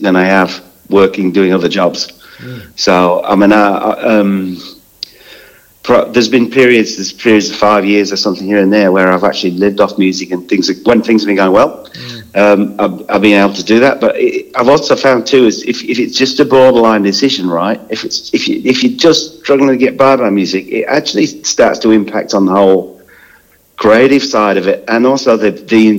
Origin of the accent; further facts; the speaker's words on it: Scunthorpe, Yorkshire and the Humber, United Kingdom; also born or lived in Glasgow; now in Australia; I was born in Glasgow, but I was brought up in a place called Scunthorpe, which is a sort of Yorkshire, well, it's a Lincolnshire steel town.